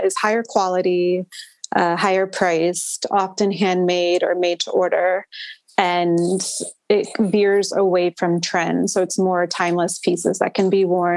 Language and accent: English; Maryland, United States; moved away as an adult; also born or lived in Los Angeles; I'm from Maryland. So I came back home